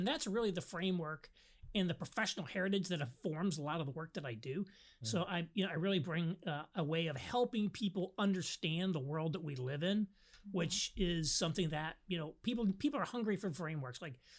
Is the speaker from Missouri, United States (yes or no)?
no; rural southern Indiana, United States; But I actually am from rural southern Indiana. I am from Catholic peasant stock on both sides of my family, as I like to say. But I was actually raised in a rural Pentecostal, the Assemblies of God environment.